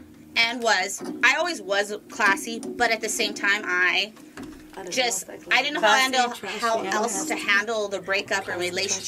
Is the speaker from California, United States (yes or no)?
yes; Orange County, California, United States; I'm from Orange County. I'm a different kind of girl.